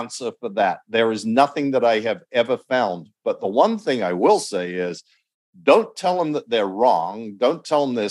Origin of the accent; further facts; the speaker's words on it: Australia; when I was growing up in Australia